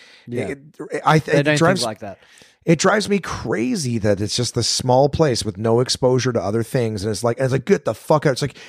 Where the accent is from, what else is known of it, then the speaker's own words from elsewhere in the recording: Canada; I was just born here, I was born in Canada. I didn't leave.